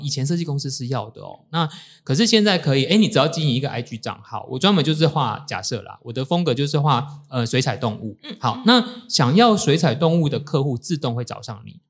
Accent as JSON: {"language": "Chinese", "region": "Tainan", "country": "Taiwan", "tie": "born or raised there", "said": "我是台南人"}